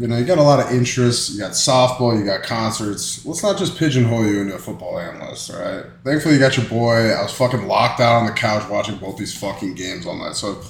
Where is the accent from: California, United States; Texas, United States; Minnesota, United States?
Minnesota, United States; He's a Vikings fan. I'm from Minnesota, you know.